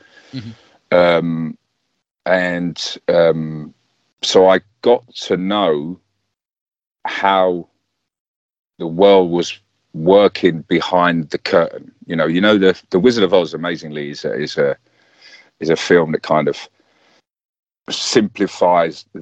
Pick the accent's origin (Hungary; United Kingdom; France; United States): United Kingdom; London; I grew up around Arsenal, so we grew up with that football hooligan element